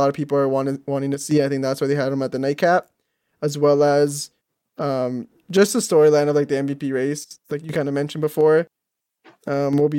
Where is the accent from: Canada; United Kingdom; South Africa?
Canada; I'm Canadian